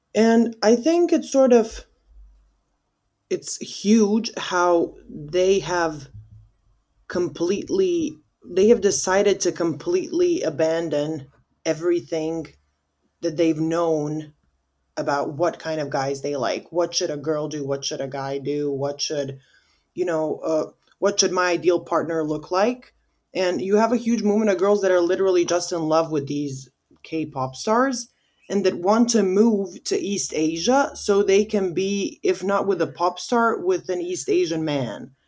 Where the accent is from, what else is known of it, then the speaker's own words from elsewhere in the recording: Bosnia & Herzegovina; also born or lived in United States; we in Bosnia, we have, like, I think sixty percent of our voting population is in diaspora.